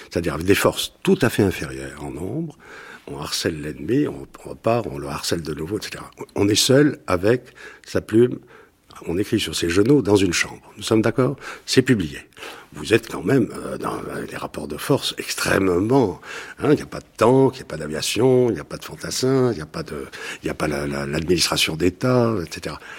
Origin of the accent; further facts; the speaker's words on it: Bordeaux, Nouvelle-Aquitaine, France; Je suis de Bordeaux